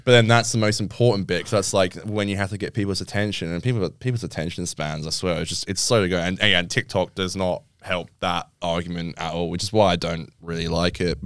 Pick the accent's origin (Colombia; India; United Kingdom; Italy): United Kingdom; England; now in Australia; I'm English